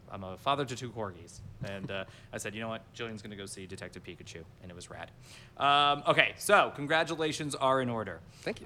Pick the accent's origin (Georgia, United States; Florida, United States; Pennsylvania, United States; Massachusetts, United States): Florida, United States; Miami Beach; I am from Miami Beach